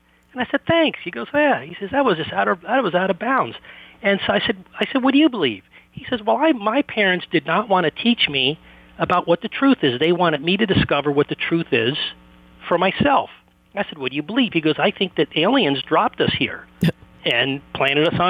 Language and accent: English; Washington, District of Columbia, United States; I grew up in the Washington, D.C. area